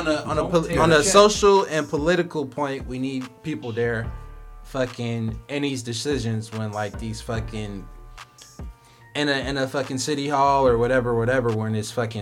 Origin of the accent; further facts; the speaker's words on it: Midwest, United States; moved away; I'm from the Midwest